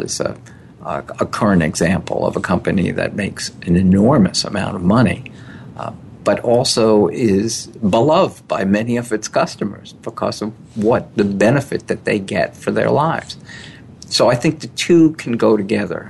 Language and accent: English; New York City, New York, United States; also born or lived in Old Chatham, New York; I was born in New York City